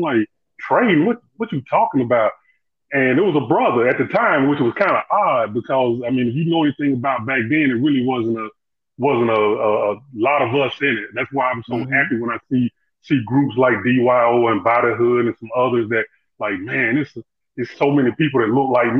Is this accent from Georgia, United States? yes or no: yes; Atlanta, Georgia, United States; also born or lived in Florida; I'm right here from the Dirty South, what they call the Dirty South, man, the ATL. I was born and raised here, right here.